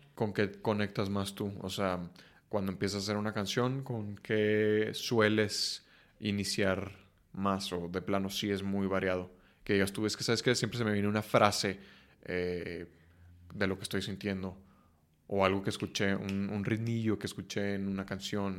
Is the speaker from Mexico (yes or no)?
yes; northern Mexico, Mexico; así crecí, ¿no? Como hombre mexicano, norteño